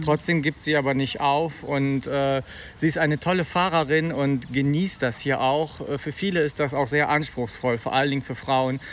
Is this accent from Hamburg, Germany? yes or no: no; Bonn, North Rhine-Westphalia, Germany; also born or lived in Eifel; wir kommen aus Bonn